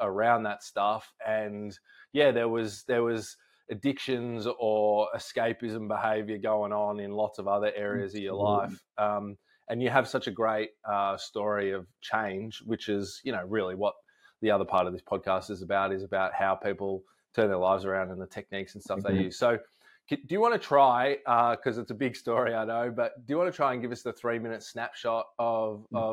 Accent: Melbourne, Victoria, Australia; I'm from Melbourne

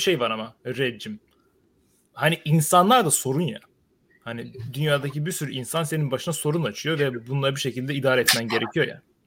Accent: Sivas, Sivas Province, Turkey; Ben Sivaslıyım

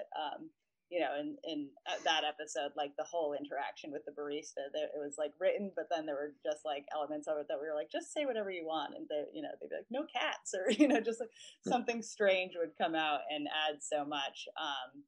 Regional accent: Boston, Massachusetts, United States; moved away as an adult; now in New York, United States; I'm from Boston originally. I moved to New York for college

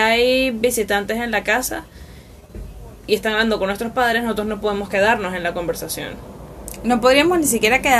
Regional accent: Caracas, Capital District, Venezuela; Y también cabe destacar que las dos nacimos en Caracas.

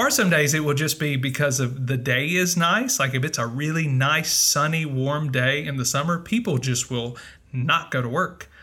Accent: United States; moved away as an adult; also born or lived in Mississippi / Northern Virginia

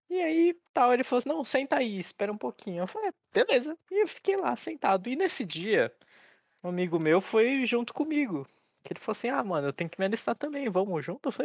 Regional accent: Japan; born there; porque eu nasci no Japão, né? Eu tenho que andar com a pasta de documentos para comprovar que eu não sou daqui.

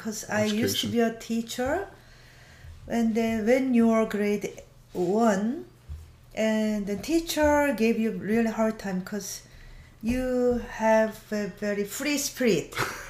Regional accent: South Korea; moved away; I was born in South Korea.

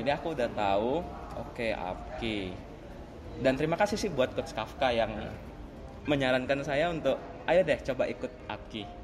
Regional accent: Palembang, South Sumatra, Indonesia; Saya berasal dari Palembang

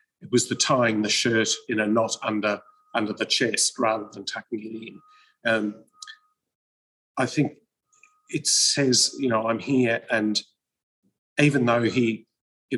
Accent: Melbourne, Victoria, Australia; I'm from Melbourne

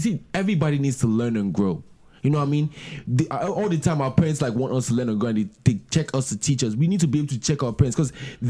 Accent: Nigeria

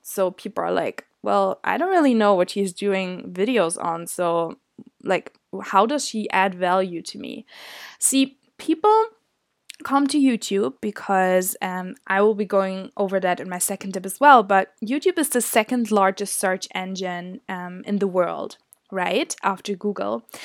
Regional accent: Germany; moved away as an adult; now in Scotland, United Kingdom; I'm from Germany

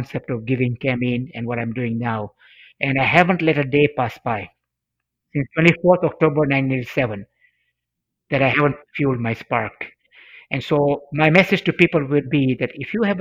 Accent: Mombasa, Mombasa County, Kenya; first language Swahili; English is a second language; I studied Swahili, which was my mother tongue in Africa

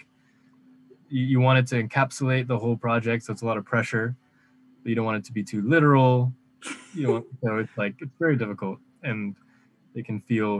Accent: Michigan, United States; moved away; I'm from Michigan

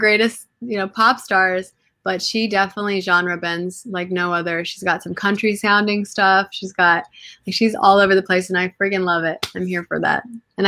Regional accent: Lebanon; also born or lived in Curaçao; Yeah, Lebanese and straight from there. And then I spent a lot of time in the islands. I grew up in Curacao, going to Curacao for like 13 years of my life, and then I lived there for a little bit too

